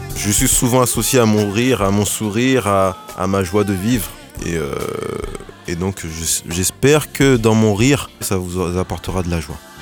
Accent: Créteil, Île-de-France, France; Je suis né à Créteil, j'ai grandi à Créteil, je suis un pur produit de Créteil

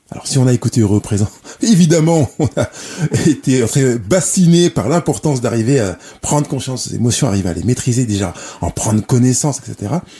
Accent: Lyon, Auvergne-Rhône-Alpes, France; Je suis né à Lyon

